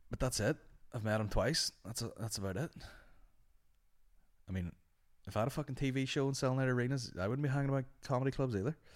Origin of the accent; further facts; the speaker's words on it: United Kingdom; I love the Queen, I'm British.